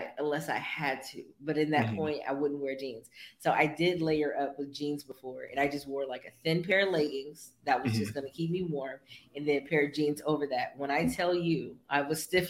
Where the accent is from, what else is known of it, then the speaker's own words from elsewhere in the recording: Bay Area, California, United States; in the Bay Area, you know, we all have microclimates